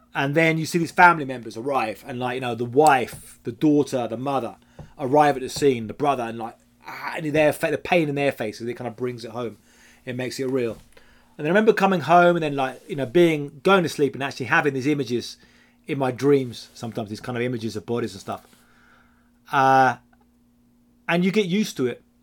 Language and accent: English; United Kingdom; now in Mexico; I'm British